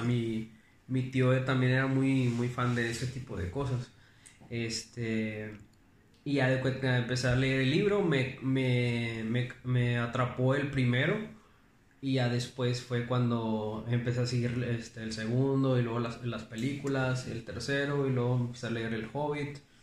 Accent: Monterrey, Nuevo León, Mexico; also born or lived in Juárez, Nuevo León; soy de aquí de Monterrey, o sea, nací en Monterrey, pero vivo a las afueras de la ciudad

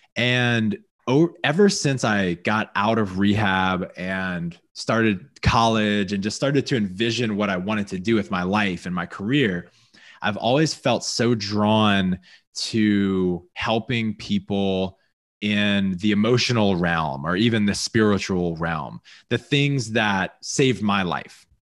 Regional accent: Louisiana, United States; I grew up in Louisiana

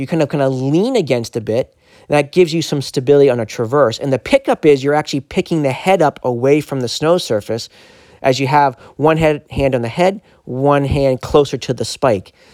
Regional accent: Maine, United States; we're both Mainers

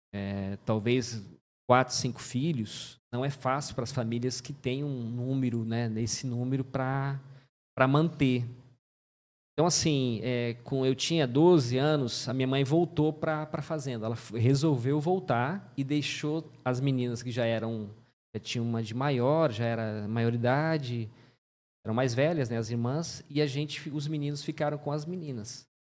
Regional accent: Antônio João, Mato Grosso do Sul, Brazil; nasci em Antônio João

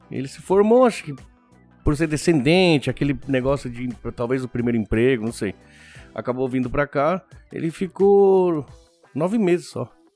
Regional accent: Argentina; now in Japan; eu fui criado na Argentina

